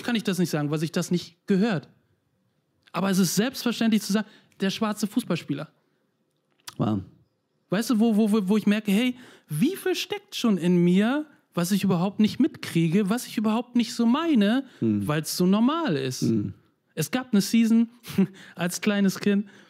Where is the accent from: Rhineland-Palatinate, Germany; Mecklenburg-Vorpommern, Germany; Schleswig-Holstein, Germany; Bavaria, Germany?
Mecklenburg-Vorpommern, Germany; Neustrelitz; moved away; also born or lived in Switzerland; ich bin 82 geboren in der DDR, in wow. einer kleinen Stadt Neustrelitz, das jetzige Mecklenburg-Vorpommern